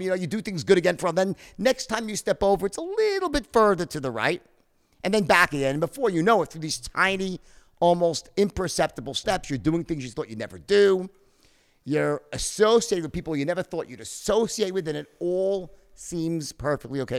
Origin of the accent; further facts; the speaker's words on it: Long Island, New York, United States; when I was very young, we grew up in Long Island, both of us